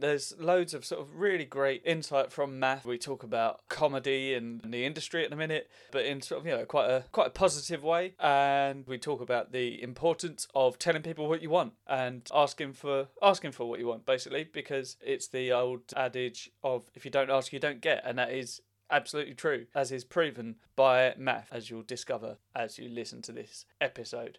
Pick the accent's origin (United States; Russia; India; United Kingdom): United Kingdom; Southend-on-Sea, East of England; he's actually from the same town as me.